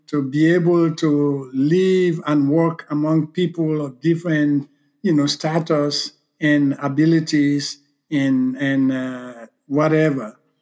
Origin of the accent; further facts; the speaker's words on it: Southern Province, Sierra Leone; moved away; also born or lived in Freetown, Sierra Leone; I was sent to live with my aunt. Mm. And I grew up in that Mende environment